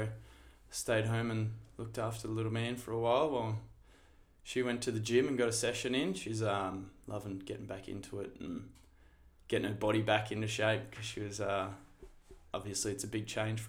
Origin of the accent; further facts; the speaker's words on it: Shepparton, Victoria, Australia; born and raised in Shepparton by my wonderful parents